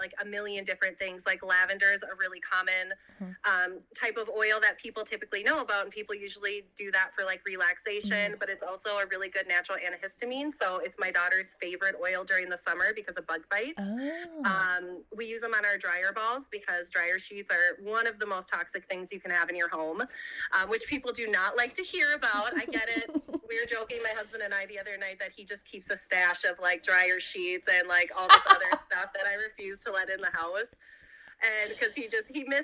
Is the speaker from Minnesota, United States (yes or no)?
yes; Minnesota, United States; I'm from Minnesota, born and raised.